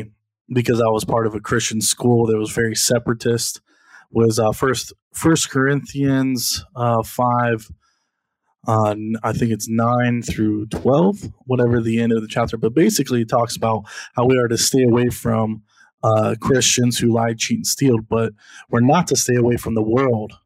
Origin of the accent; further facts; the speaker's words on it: Columbus, Ohio, United States; I was born in Columbus, Ohio